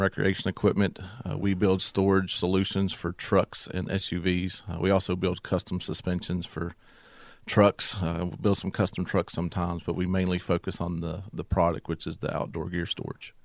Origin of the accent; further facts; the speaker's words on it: Dublin, Virginia, United States; I'm from Dublin, Virginia. I was born and raised there.